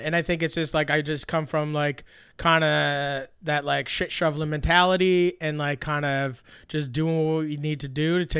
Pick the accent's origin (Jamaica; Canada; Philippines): Canada; Truro, Nova Scotia; also born or lived in Saint John / Dartmouth / Quispamsis; I was born in St. John, New Brunswick, and then moved to Truro, Nova Scotia. Shout out to Truro.